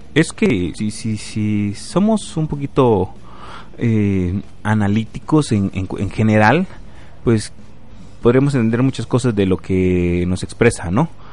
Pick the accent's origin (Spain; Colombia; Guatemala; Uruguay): Guatemala; como guatemalteco sí me preocupa